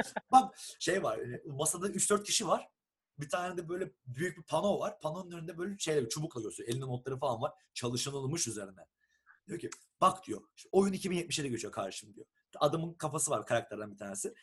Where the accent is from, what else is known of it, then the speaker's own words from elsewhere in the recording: Turkey; moved away as an adult; now in Estonia; Türküz bir de.